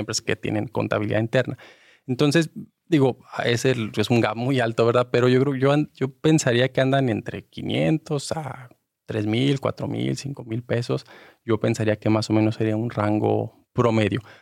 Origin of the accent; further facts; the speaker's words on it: Mexico; nosotros como mexicanos